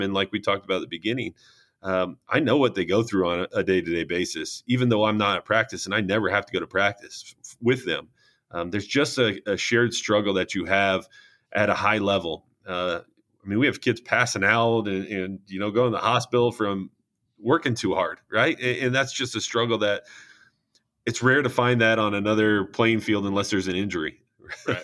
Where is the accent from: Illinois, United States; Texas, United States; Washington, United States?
Illinois, United States; St. Joseph; I came back to uh, my hometown, St. Joe Ogden